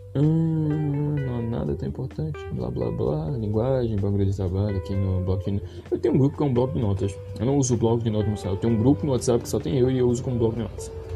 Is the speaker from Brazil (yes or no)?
yes; Pernambuco, Brazil; Eu sou nordestino, tal, pá, pernambucano